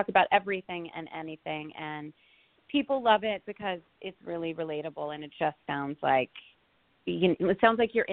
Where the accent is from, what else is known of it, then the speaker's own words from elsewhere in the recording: Los Angeles, California, United States; I grew up in Los Angeles